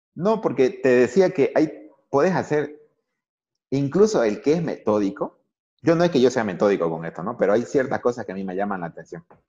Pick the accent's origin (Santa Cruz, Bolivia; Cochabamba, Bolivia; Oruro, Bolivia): Santa Cruz, Bolivia; El Torno; Ahora tenemos un equipo de, de fútbol en, ACF de mi pueblo, se llama el Torno Fútbol Club